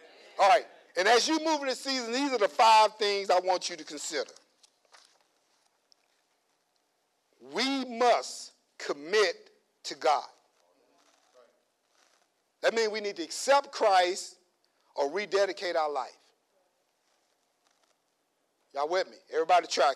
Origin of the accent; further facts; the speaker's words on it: Louisiana, United States; moved away; back home, I'm from Louisiana. You know, I'm from the country